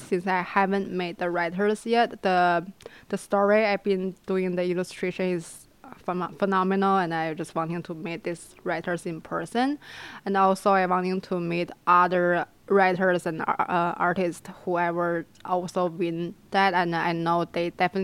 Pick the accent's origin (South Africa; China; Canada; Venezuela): China; moved away as an adult; now in Los Angeles, United States; I'm originally coming from China. I came here since I'm 18 years old. I came here for college